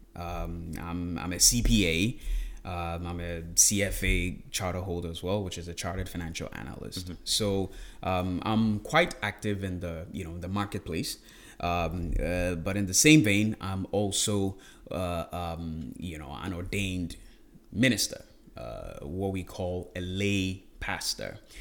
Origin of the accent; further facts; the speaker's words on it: Ghana; moved away as an adult; also born or lived in Smithfield, Rhode Island, United States; now in United States; born and raised in Ghana